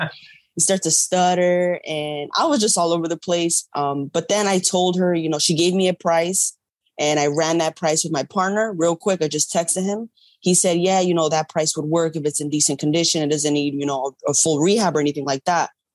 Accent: New York, United States; I'm from New York.

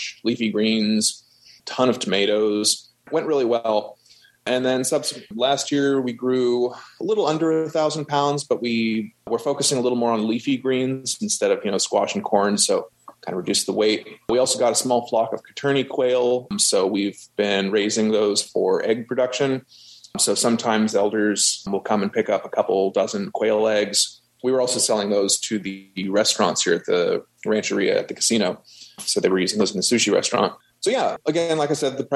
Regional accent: Santa Cruz, California, United States; moved away as an adult; now in Humboldt County, United States; I got my associates down in my hometown, Santa Cruz

